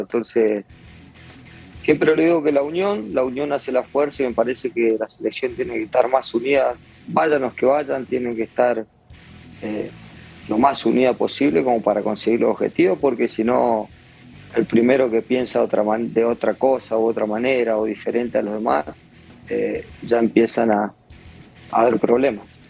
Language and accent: Spanish; Argentina; now in Mexico; yo tengo sangre argentina, soy bien argentino, pero me crié futbolísticamente también mucho tiempo acá en México